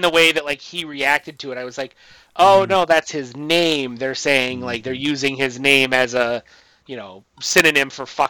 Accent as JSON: {"language": "English", "region": "Midwest", "country": "United States", "said": "I, as a Midwesterner"}